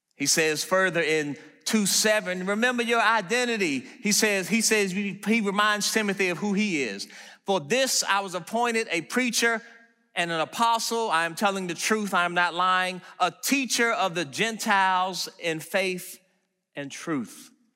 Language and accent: English; Washington, District of Columbia, United States; moved away; also born or lived in Maryland; Growing up in Washington, D C, and then moving out to Maryland